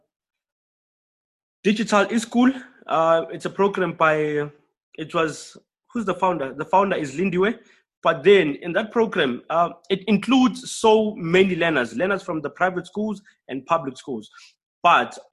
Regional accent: Soweto, Gauteng, South Africa; I'm from Soweto

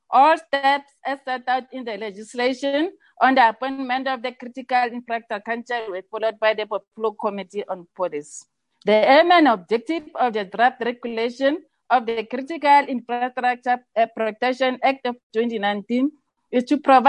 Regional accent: South Africa; it is also our responsibility as South African citizens, civil society, and government to protect our infrastructure against all forms of criminal acts.

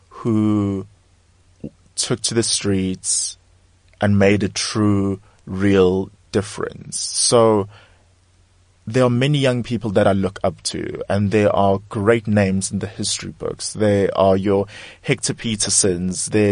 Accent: South Africa; for myself as a South African, for myself as a black South African

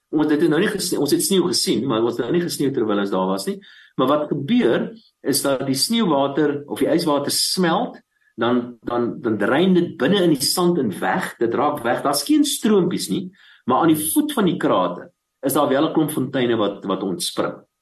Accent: Bela-Bela, Limpopo, South Africa; Ek is gebore in Warmbad, uh in die destyds in Noord-Transvaal

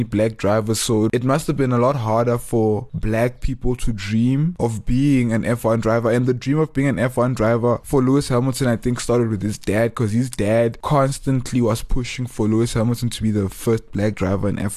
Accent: Johannesburg, Gauteng, South Africa; growing up in Joburg, being South African, being born free

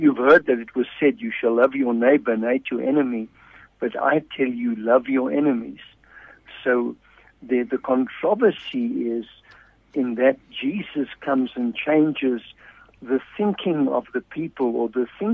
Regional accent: Pretoria, Gauteng, South Africa; I'm from Pretoria

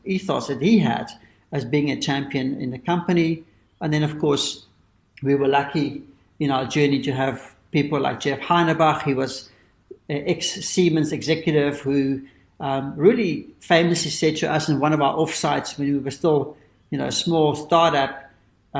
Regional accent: South Africa; being a South African, that we grew up in privilege

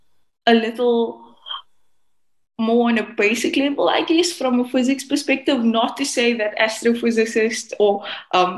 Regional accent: Cape Town, Western Cape, South Africa; I'm from the Cape Flats in Cape Town, South Africa. That's where I'm from.

